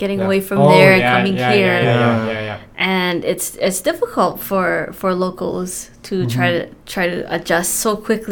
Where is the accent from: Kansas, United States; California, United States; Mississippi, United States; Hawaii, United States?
Hawaii, United States; Molokai; now in Oahu, United States; I've been here for 15 years.